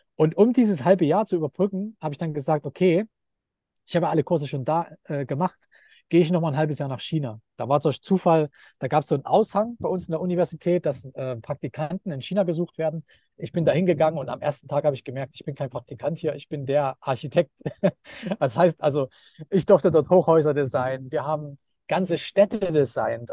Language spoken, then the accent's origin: German; Leipzig, Saxony, Germany; moved away as an adult; now in Thailand; ich bin in Leipzig geboren und äh, so, also in den 90er Jahren in Leipzig, das war einfach ein riesiger Bauboom